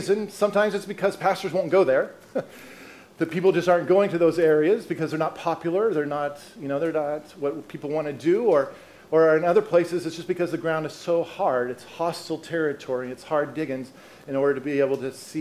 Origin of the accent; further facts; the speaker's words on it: Colorado, United States; I'm from Colorado